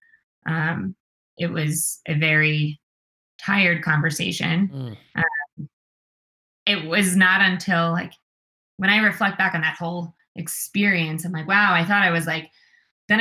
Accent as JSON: {"language": "English", "region": "New York", "country": "United States", "moved": "yes", "lives_now": "Colorado, United States", "said": "I'm from New York"}